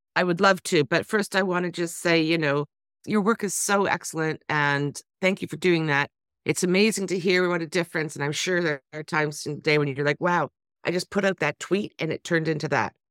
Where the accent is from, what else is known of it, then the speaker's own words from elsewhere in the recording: Toronto, Ontario, Canada; I'm from Toronto, we come from two of the worst cities in the world